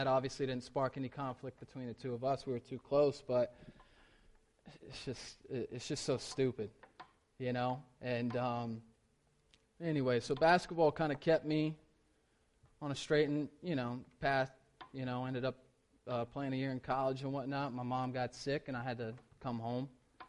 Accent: the South, United States; I grew up in the South. I'd seen altar calls.

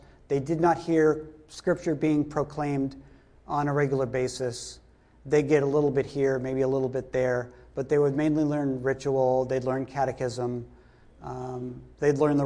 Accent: Duxbury, Massachusetts, United States; also born or lived in Hanson, Massachusetts; now in New Jersey, United States; I come from southeastern Massachusetts. I grew up first in Hanson, which wasn't far away from Plymouth at all, maybe half hour. And then I grew up in Duxbury

